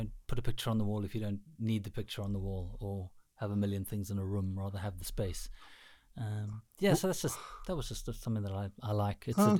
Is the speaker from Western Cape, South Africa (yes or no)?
yes; Cape Town, Western Cape, South Africa; also born or lived in Durban, South Africa; now in Estonia; So I'm originally from Cape Town, South Africa, and then moved to Durban, and now I'm in Estonia.